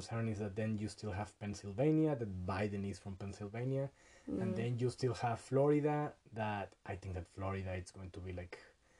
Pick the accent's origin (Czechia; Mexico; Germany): Mexico; English is a second language; now in Canada; I'm just a working class Mexican Canadian, born in Mexico, living in Canada now